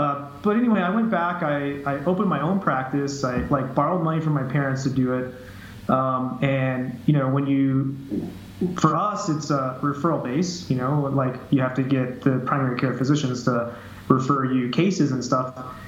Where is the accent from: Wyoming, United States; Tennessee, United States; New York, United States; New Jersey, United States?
Wyoming, United States; Jackson; now in Florida, United States; So I'm from Jackson, Wyoming.